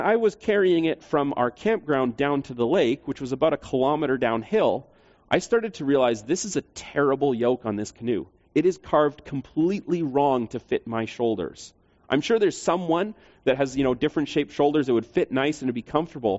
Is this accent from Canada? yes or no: yes; Canada; we would be Canadians